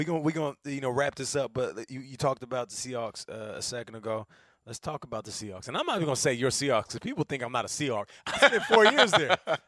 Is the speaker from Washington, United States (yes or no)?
yes; Seattle, Washington, United States; I'm from Seattle.